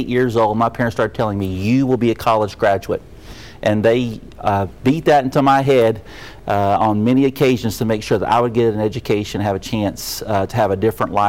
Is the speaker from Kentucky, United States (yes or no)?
yes; Whitley County, Kentucky, United States; moved away; I grew up in Kinsey-Holler, Kentucky, South Whitley County, just across the border from Jellicoe, Tennessee.